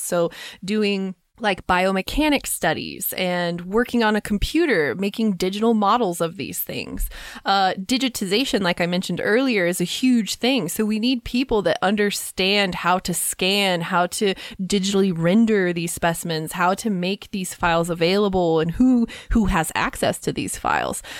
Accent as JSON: {"language": "English", "region": "Kansas", "country": "United States", "tie": "born or raised there", "said": "I grew up with them in Kansas"}